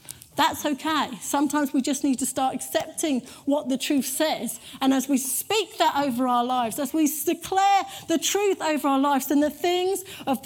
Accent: United Kingdom; we're very British

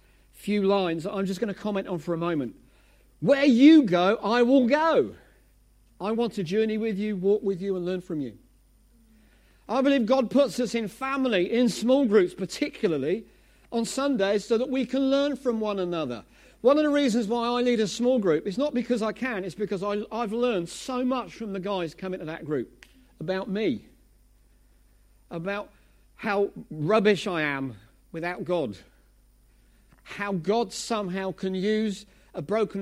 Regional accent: Essex, East of England, United Kingdom; I'm from Essex.

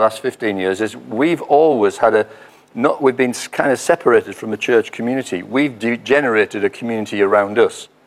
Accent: County Durham, North East England, United Kingdom; moved away as an adult; also born or lived in Leicester; now in Scarborough, United Kingdom; We're from County Durham originally. Our family are in County Durham, and we are Northerners

